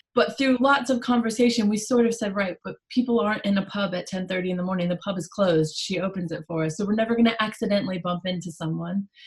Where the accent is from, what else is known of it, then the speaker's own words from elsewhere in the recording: United States; accent: American; moved away as an adult; now in Stafford, United Kingdom; by the accent, we will address that I'm an American. I moved to Stafford about a year and a half ago